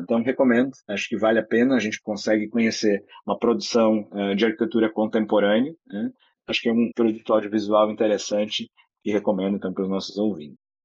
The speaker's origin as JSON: {"language": "Portuguese", "region": "interior of Rio Grande do Sul", "country": "Brazil", "tie": "born or raised there", "said": "Eu sou do interior do Rio Grande do Sul."}